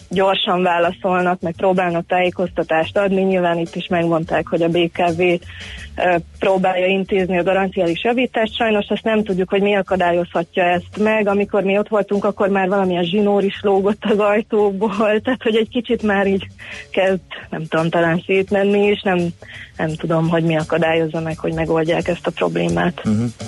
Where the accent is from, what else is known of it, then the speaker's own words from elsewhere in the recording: Budapest, Hungary; én a 17. kerületben nőttem fel